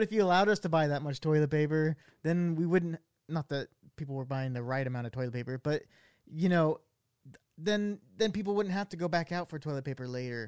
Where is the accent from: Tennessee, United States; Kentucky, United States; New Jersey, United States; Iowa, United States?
Iowa, United States; I can't even say that I'm from Iowa, because he had an Iowa Hawkeyes coffee cup.